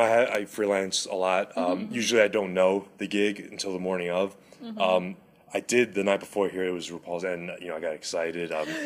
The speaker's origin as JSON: {"language": "English", "region": "New Jersey", "country": "United States", "said": "So I'm from New Jersey. My mom has an accent."}